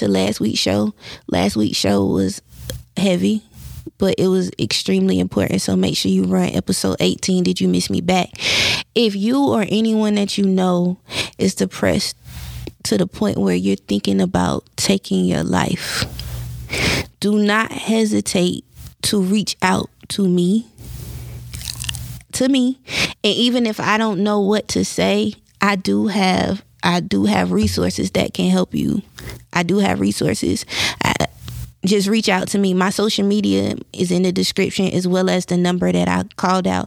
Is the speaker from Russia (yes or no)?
no; the Carolinas, United States; I'm from the Carolinas. So being from the Carolinas, like, they be Bible thumping around here.